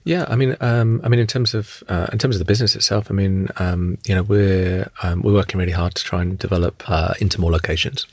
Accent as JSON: {"language": "English", "town": "Luton", "region": "East of England", "country": "United Kingdom", "tie": "born or raised there", "said": "I grew up in Luton"}